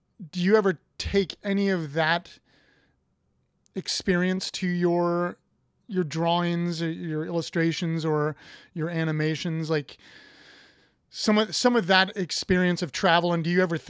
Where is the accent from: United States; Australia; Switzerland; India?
United States; Columbus, Ohio; I'm from Ohio. I'm from Columbus.